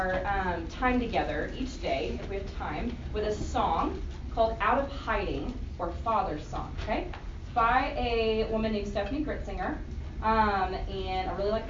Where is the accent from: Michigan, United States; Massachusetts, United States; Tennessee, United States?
Tennessee, United States; moved away as an adult; now in St. Louis, United States; I grew up in the South in Tennessee for most of my life